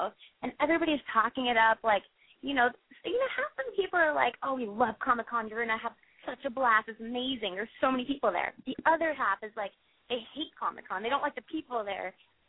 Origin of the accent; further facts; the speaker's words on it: Kansas, United States; now in California, United States; I'm actually from Kansas.